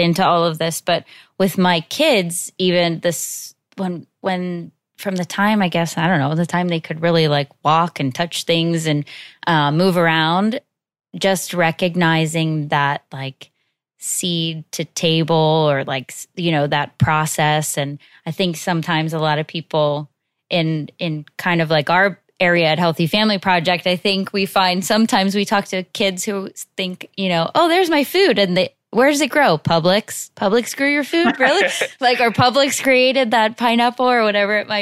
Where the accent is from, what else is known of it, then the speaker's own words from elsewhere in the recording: Pittsburgh, Pennsylvania, United States; moved away; I'm from Pittsburgh originally, so it's nice to reconnect with my city